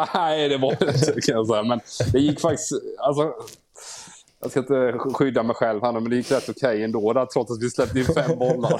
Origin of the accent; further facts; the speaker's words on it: Småland, Sweden; jag är ju smålänning